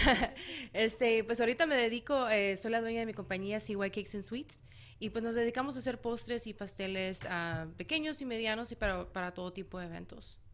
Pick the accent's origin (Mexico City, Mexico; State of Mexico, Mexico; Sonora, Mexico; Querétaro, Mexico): Sonora, Mexico; San Luis Río Colorado; now in Goodyear, United States; soy este, nativa de México. Fui criada y nací en Sonora, en San Luis Río Colorado, Sonora